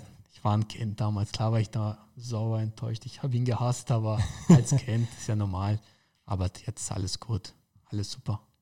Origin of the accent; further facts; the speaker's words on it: Karlsfeld, Bavaria, Germany; also born or lived in Dachau / Munich; ich bin in Dachau geboren, aber ähm, war eigentlich nur eine Grundschule in Karlsfeld, da wo ich wohne. Ähm, ansonsten war ich ja nicht immer in München. Ich bin in München auf die Sportschule gegangen